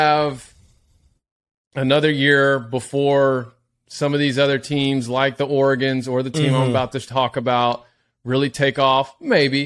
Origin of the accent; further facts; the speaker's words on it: Texas, United States; I'm from Texas